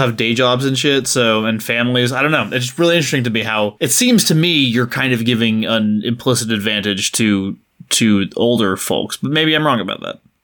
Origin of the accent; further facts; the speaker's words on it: United States; as an American, especially as an American who hasn't spent any time in, uh, Britain